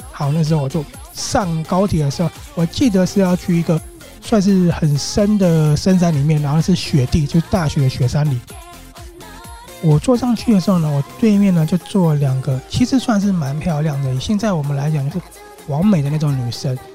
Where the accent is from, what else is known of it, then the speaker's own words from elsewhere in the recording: Taiwan; accent: Taiwanese; 我是台湾来的